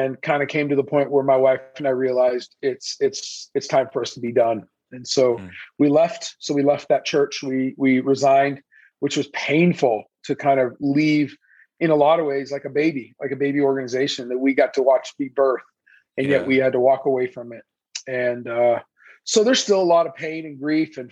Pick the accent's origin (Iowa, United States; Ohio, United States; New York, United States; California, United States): California, United States; Mission Viejo; English is a second language; also born or lived in Iran; here I am, Iranian kid, grew up in Southern California, in a, you know, near the beach, Laguna Hills, Mission Viejo area, grew up out there